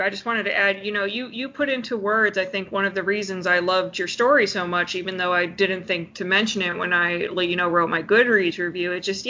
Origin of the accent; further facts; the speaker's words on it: Leesburg, Virginia, United States; also born or lived in Holyoke, Massachusetts; I lived there until I was four, and then we moved to Leesburg, Virginia. So, you know, I grew up, you know, outside of Massachusetts, but my family's still there.